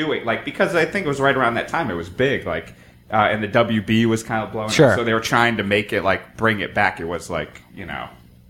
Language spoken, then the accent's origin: English; Cheshire, Connecticut, United States; I grew up in Cheshire, Connecticut.